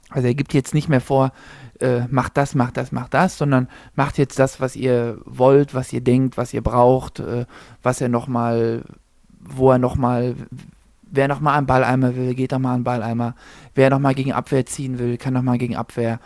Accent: Zahna, Saxony-Anhalt, Germany; ich komme gebürtig aus Zahna

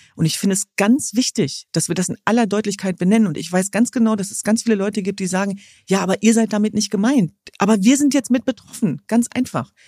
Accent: Germany; in meinem Land, ja nicht in diesem, sondern in meiner Heimat äh, sichtbare Migrationsgeschichte zu haben

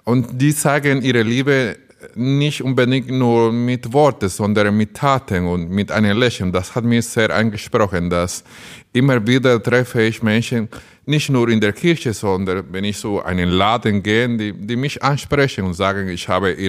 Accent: Dominican Republic; now in Burscheid, Germany; Ich komme aus der Dominikanischen Republik, ein Land auf einer kleinen Insel in der Karibik, wo das ganze Jahr Sommer ist, nicht wie bei uns hier in Bermerskirchen

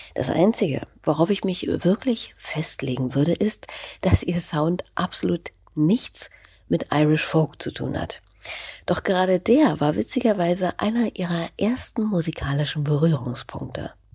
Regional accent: Berlin, Germany; Als Berlinerin

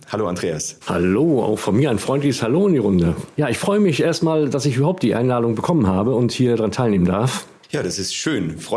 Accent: Mecklenburg-Vorpommern, Germany; Teile Sachsen-Anhalts und natürlich meine Heimat Mecklenburg-Vorpommern.

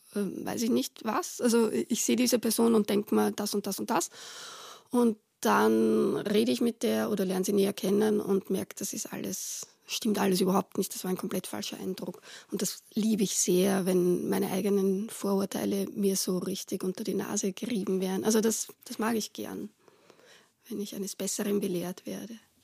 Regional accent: Retz, Lower Austria, Austria; moved away as an adult; wo ich aufgewachsen bin also teilweise hingezogen sind, äh, nämlich eben äh, nach Retz.

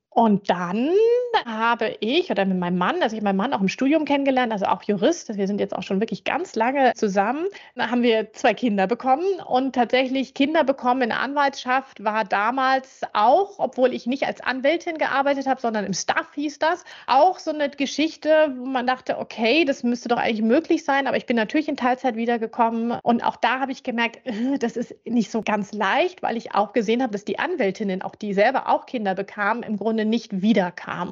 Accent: Schleswig-Holstein, Germany; also born or lived in Hamburg; now in Frankfurt, Germany; Ich bin tatsächlich groß geworden in Schleswig-Holstein, also Hamburg okay. geboren, meine Eltern beide Hamburger

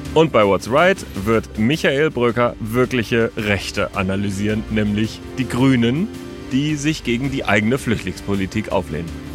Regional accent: Germany; bei uns in Deutschland

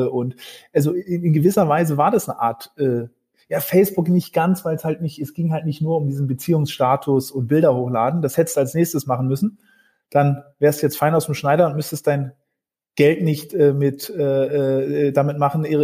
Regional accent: Norderney, Lower Saxony, Germany; also born or lived in Berlin; Ich bin ursprünglich in Berlin geboren, dann in Ostfriesland aufgewachsen, auf einer ostfriesischen Insel, Norderney, wer sie kennt

